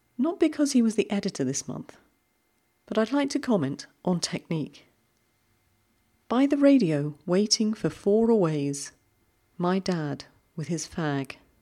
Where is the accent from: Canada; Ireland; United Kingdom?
United Kingdom; we're both British